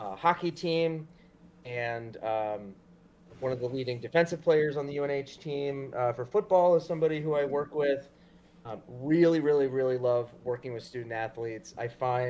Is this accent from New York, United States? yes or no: yes; Long Island, New York, United States; also born or lived in Queens, New York; So I was born in Queens, grew up Long Island, New York